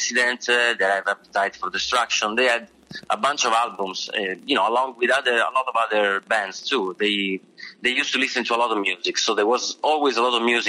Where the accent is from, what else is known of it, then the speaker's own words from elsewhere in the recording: near Bologna, Emilia-Romagna, Italy; moved away as an adult; now in New York, United States; I grew up near Bologna, which is in Emilia-Romagna